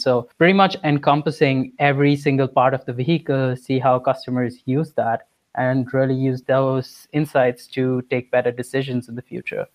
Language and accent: English; India; moved away as an adult; I'm from India